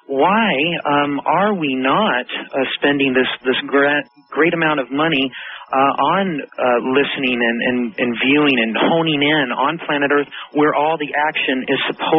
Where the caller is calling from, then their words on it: Hawaii, United States; I am phoning from Hawaii.